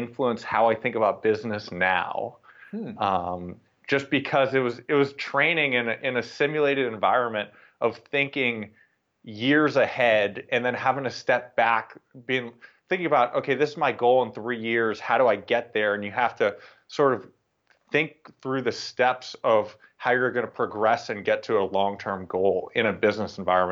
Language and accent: English; Boston, Massachusetts, United States; I'm from Boston, Massachusetts. I grew up in the city of Boston